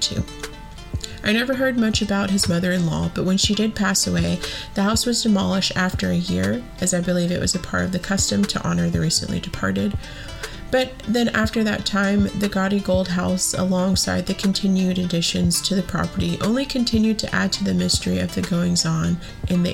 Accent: Pensacola, Florida, United States; When I was growing up in Pensacola

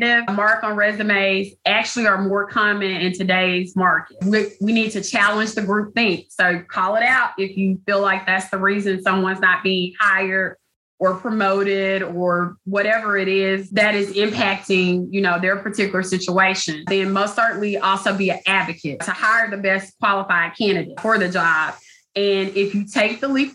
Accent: the South, United States; I'm a girl from the South, so I have lots of old phrases and things like

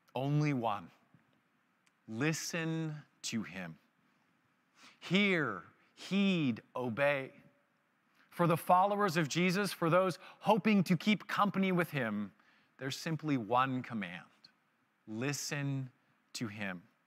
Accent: Vancouver, British Columbia, Canada; I was married and from Vancouver

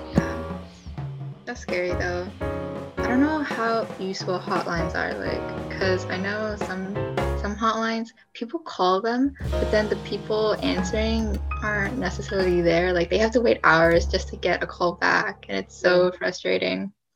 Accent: San Leandro, California, United States; I'm from San Leandro.

